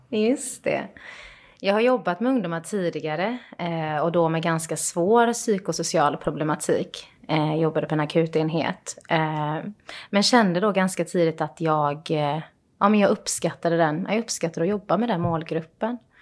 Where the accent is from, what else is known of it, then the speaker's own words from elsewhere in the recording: Iran; now in Sweden; Jag är ju från Iran och vi gillar ju väldigt mycket att dricka te